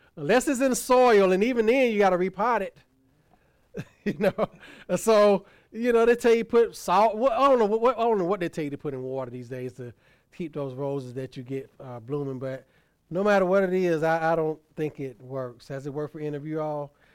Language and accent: English; Tuskegee, Alabama, United States; Tuskegee University, my hometown college